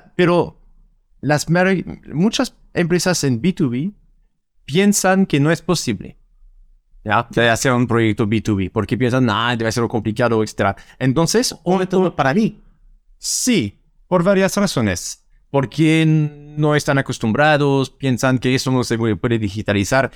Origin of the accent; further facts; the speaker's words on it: France; Spanish is a second language; now in Santiago, Chile; soy francés